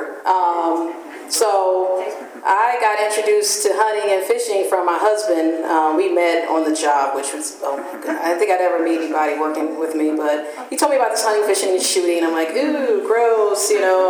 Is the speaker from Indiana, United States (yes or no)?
yes; Gary, Indiana, United States; now in Fort Wayne, United States; I grew up in Gary, Indiana